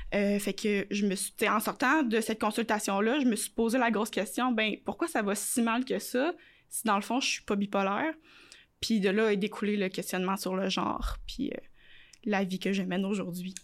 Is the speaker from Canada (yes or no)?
yes; Quebec City, Quebec, Canada; also born or lived in Montreal; j'ai quitté Montréal, j'avais 8 ans, j'ai pas vécu ça, tu sais, j'ai pas, il y a pas, pas de quartier gay à Québec